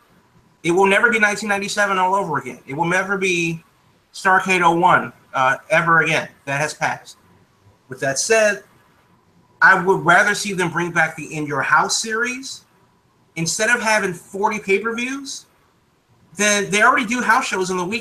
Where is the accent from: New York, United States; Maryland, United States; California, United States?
Maryland, United States; Baltimore; also born or lived in Washington, D.C.; growing up in Baltimore.